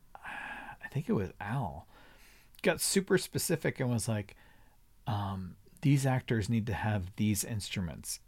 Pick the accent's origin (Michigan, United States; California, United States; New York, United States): California, United States; Laguna Beach; I grew up in Laguna Beach